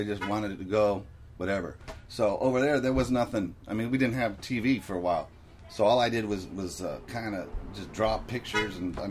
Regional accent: San Pedro, California, United States; also born or lived in Torrance, California; I was born in Torrance. We moved here.

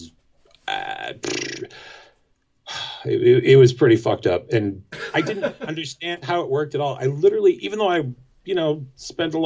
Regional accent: Portland, Maine, United States; I grew up, I was born in Portland. Didn't ever really move very far away, at least not for long.

